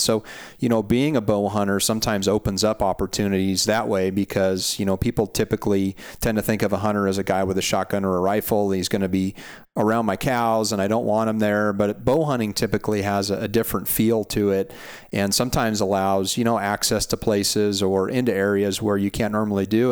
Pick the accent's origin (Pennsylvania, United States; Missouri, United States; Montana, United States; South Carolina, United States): Montana, United States; moved away as an adult; now in Central Coast of California, United States; I was born and raised in Montana